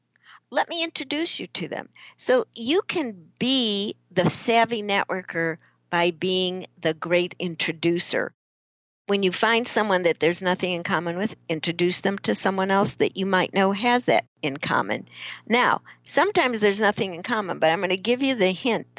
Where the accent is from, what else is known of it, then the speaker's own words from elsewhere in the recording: Chicago, Illinois, United States; moved away; I'm originally from Chicago